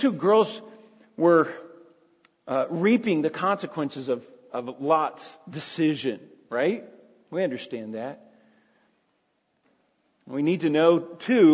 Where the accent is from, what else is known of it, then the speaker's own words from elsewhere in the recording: Jenkins, Kentucky, United States; I grew up in a little town called Jenkins, Kentucky, population 2,000, at its heyday